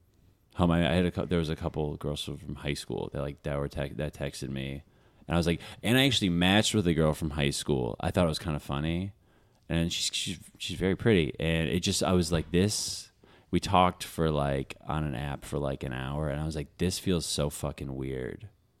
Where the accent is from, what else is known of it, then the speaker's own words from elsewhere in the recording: Northbrook, Illinois, United States; I'm from Northbrook.